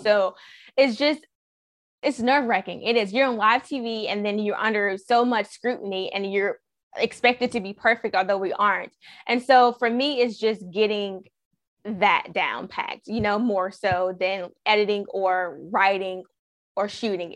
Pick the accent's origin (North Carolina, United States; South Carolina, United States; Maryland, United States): North Carolina, United States; Raleigh; I'm from Raleigh.